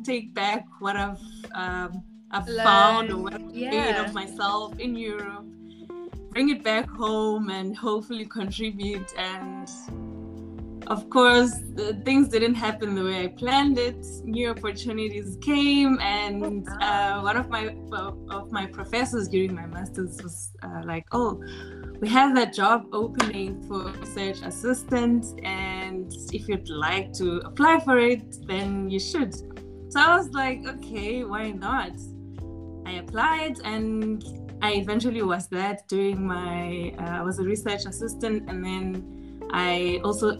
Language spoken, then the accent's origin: English; South Africa; moved away as an adult; now in Belgium; I'm South African by birth, I've lived most of my life in South Africa, then moved to Belgium a bit later, but grew up in South Africa.